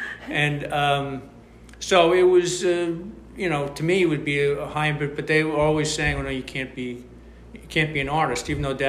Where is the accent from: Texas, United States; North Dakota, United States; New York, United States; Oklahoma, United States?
New York, United States; Brooklyn; Yeah. We're from Brooklyn. Dad was from Brooklyn. Mom was from Brooklyn.